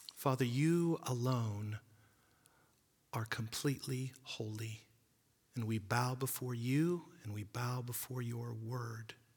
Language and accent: English; United States